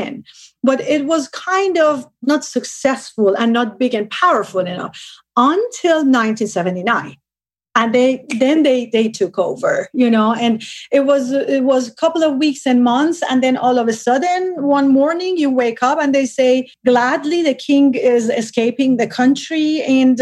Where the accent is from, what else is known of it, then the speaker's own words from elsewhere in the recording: Tehran, Tehran Province, Iran; moved away; I was born and raised in Tehran